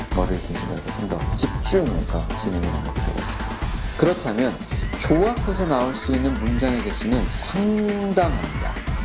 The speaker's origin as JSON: {"language": "Korean", "country": "South Korea", "said": "저는 평범한 한국 사람입니다. 한 번도 외국에서 제가 어, 길게 어, 공부하거나 학교를 다녀본 적이 없습니다."}